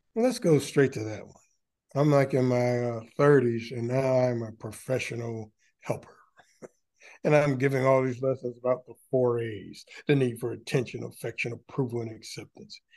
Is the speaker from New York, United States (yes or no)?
no; Detroit, Michigan, United States; I'm from Detroit and proud of it.